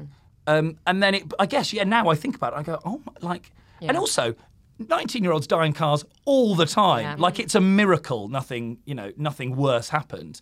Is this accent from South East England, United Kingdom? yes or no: yes; Oxfordshire, South East England, United Kingdom; I'm from Oxfordshire